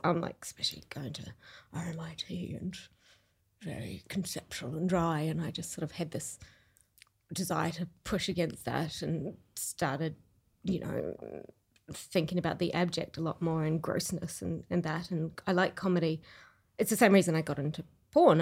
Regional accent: Rotorua, Bay of Plenty, New Zealand; now in Melbourne, Australia; I grew up in New Zealand.

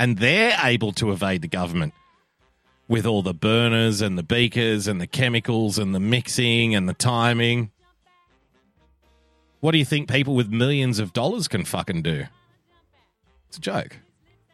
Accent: Australia; even as an Australian

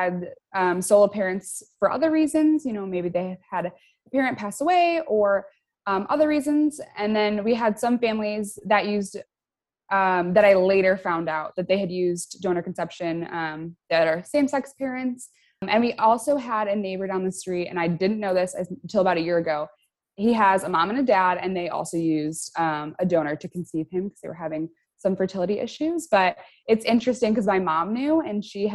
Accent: Chicago, Illinois, United States; I'm from Chicago in the US

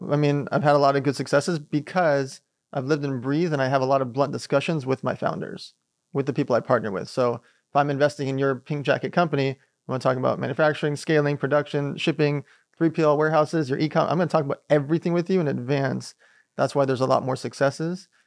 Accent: Long Beach, California, United States; also born or lived in Riga, Latvia / San Diego; we migrated here from a place called Riga Lapia when I was six months old. So, we grew up in Long Beach

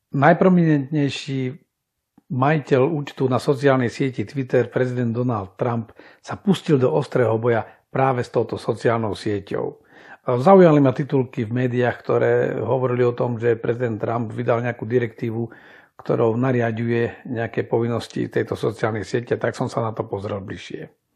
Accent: Slovakia; u nás na Slovensku

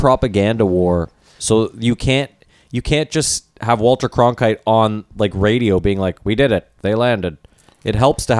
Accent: Canada; Hold on, we're Canadian.

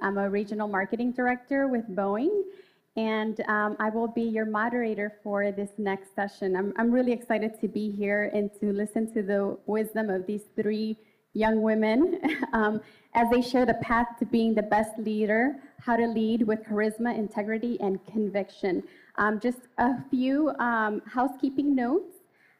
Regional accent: Chicago, Illinois, United States; I'm a Chicago native

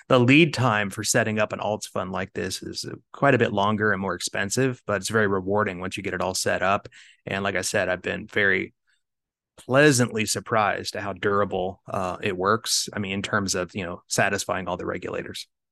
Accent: Kansas, United States; moved away as an adult; now in Arizona, United States; I grew up in Kansas, uh, and I moved out to sunny Arizona.

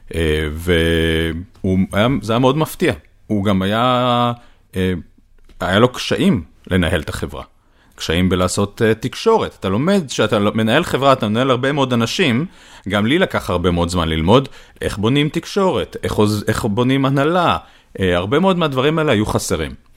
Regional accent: Israel; אני ישראלי

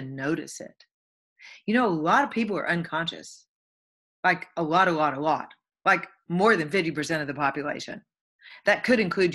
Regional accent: the Bible Belt, United States; I came from Bible Belt. You go to church or you're going to hell. This is all there is. When you die, you go down in the grave. You're boom, you're buried, and you rot. Now, mostly that was how I was raised

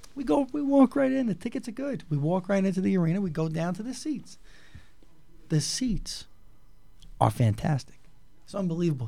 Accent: New York, United States; we're from New York

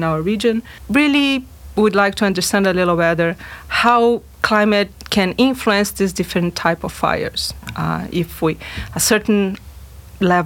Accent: Rio Grande do Sul, Brazil; now in Fayetteville, United States; I'm originally from Brazil, from a state that in Brazil represents similar things like Arkansas. It's a rural state. It's the Brazil's largest rice producer

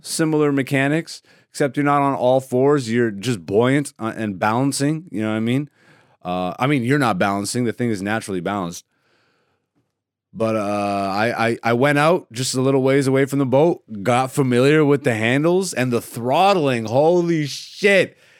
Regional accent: Greece; first language Greek; English is a second language; moved away; And I was actually born in Greece. My first language is Greece.

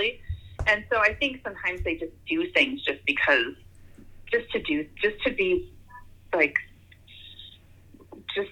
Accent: Wisconsin, United States; I'm from Wisconsin, like we do a lot of like grilling of foods.

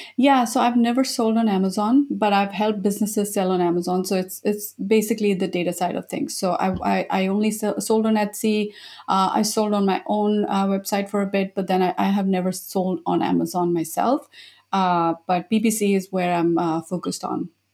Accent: India; moved away as an adult; also born or lived in Japan; I was born in India

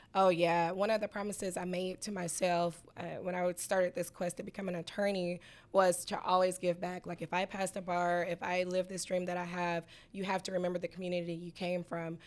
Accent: Atlanta, Georgia, United States; also born or lived in Oklahoma City; my hometown, Southwest Atlanta

